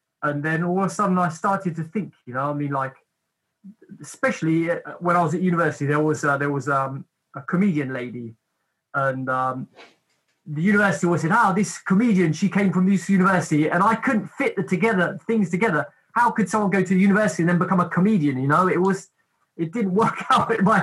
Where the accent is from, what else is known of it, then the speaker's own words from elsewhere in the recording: England, United Kingdom; also born or lived in Cornwall; basically I was brought up in England. My mother's side of the family is from London. My father's side of the family is from Cornwall, from the very tip, from Penzance. And just before I was a teenager, we moved to Cornwall.